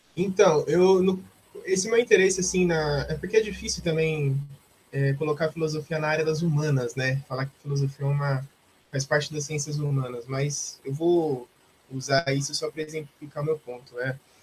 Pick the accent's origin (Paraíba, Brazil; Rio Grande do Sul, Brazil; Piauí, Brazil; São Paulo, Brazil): São Paulo, Brazil; Osasco; also born or lived in Campinas; eu cresci aqui em Osasco e estou aqui até hoje